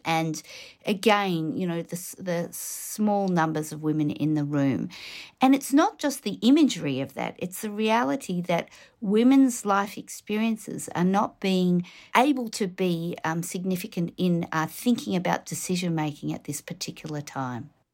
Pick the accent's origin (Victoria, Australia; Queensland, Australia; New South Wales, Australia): Victoria, Australia; Melbourne; I'm originally from Melbourne.